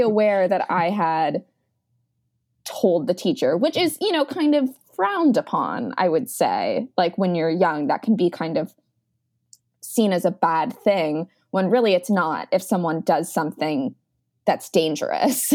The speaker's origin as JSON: {"language": "English", "town": "Beaverton", "region": "Oregon", "country": "United States", "moved": "yes", "lives_now": "New York City, United States", "said": "I am living in New York City, but I'm originally from Beaverton, Oregon"}